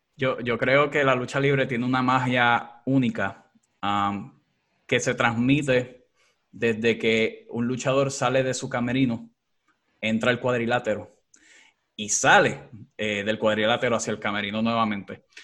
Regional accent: Puerto Rico; aquí en, Puerto Rico

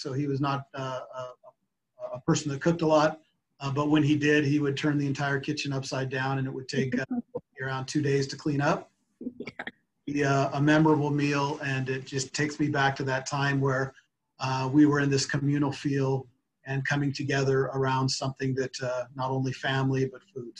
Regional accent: Yakima Indian Reservation, Washington, United States; also born or lived in Oklahoma; growing up on the Yakima Indian Reservation. I myself am Muscogee Creek, out of Oklahoma, but I was displaced and raised on the Yakima Reservation.

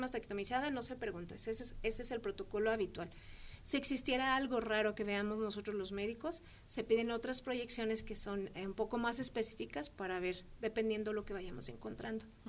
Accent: Mexico; somos mexicanas

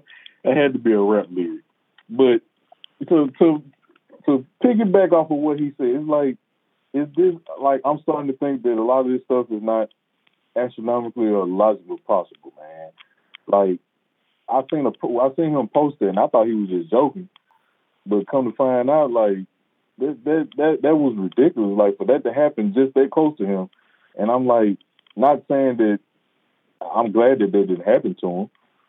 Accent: Mississippi, United States; now in Houston, United States; we're from Mississippi, but if anybody's stayed in other places, like here in Houston where me and Jeremiah live

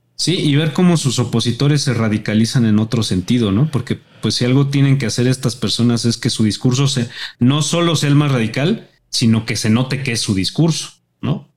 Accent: Mexico; como ciudadano mexicano

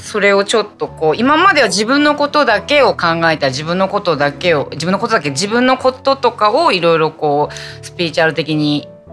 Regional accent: Fukuoka, Japan; moved away as an adult; also born or lived in Busan, South Korea; now in Yokohama, Japan; 私出身が福岡なんで

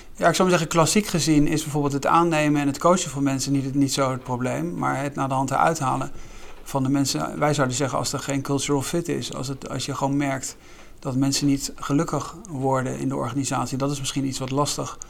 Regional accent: Netherlands; wij eigenlijk allemaal kennen ook als Nederlanders

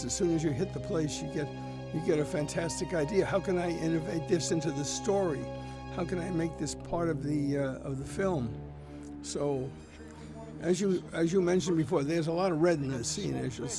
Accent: New York, United States; now in California, United States; I grew up in New York

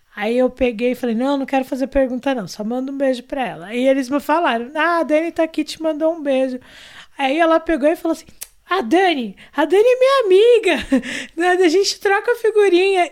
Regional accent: Brazil; somos brasileiros, somos pessoas negras vivendo nesse país Brasil maluco

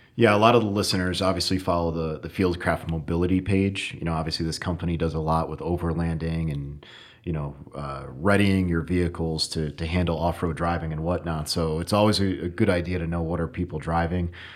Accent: Connecticut, United States; I'm from Connecticut, so northern forest

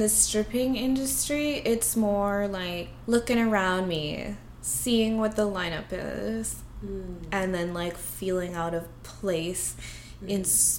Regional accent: Victoria, British Columbia, Canada; also born or lived in Los Angeles; I was born and raised in Victoria, like, in Canada, and I'm very proud to be Filipino.

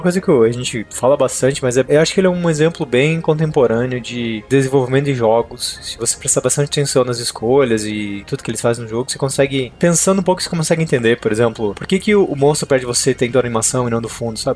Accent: Concórdia, Santa Catarina, Brazil; moved away as an adult; o lugar que eu tinha quando eu era criança lá em Concórdia

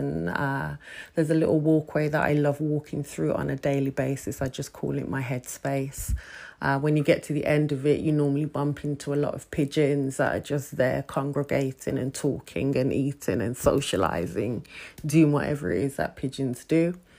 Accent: Birmingham, West Midlands, United Kingdom; also born or lived in Bromley / Peckham, London; now in London, United Kingdom; Peckham to me was a place that I came to after literally leaving my hometown of Birmingham. I was first in Bromley, and then from Bromley, I ended up here in Peckham.

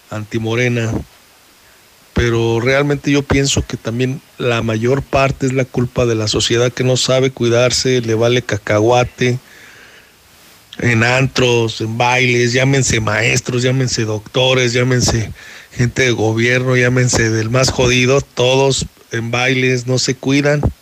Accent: Aguascalientes, Mexico; now in Texas, United States; yo soy de Aguascalientes, vivo en Texas.

